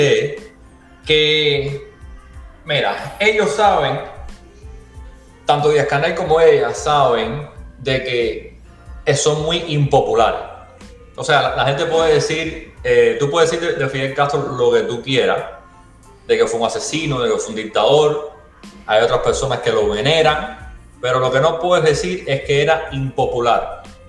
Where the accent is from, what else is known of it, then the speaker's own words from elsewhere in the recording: Ciego de Ávila, Cuba; moved away as an adult; also born or lived in New York; now in United States; soy de Ciego Ávila que es de Ciego de Ávila todo el mundo conoce qué cosa es la calle Abraham Delgado